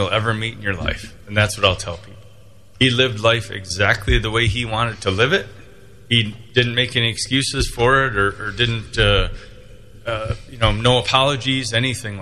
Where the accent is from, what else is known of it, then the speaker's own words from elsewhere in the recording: Big Rapids, Michigan, United States; Growing up in Big Rapids, as you know, it's a great place to grow up, and we had a lot of fun.